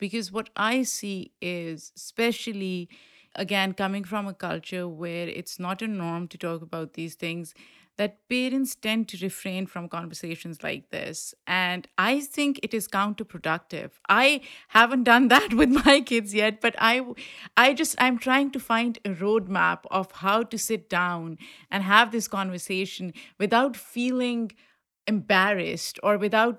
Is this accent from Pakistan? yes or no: yes; Pakistan; coming from a culture that I grew up in Pakistan, we don't talk about sex.